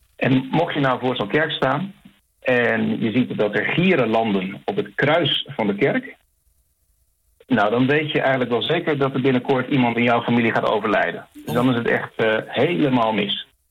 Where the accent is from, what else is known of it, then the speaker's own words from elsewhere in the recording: Netherlands; now in Chile; zelf als Nederlander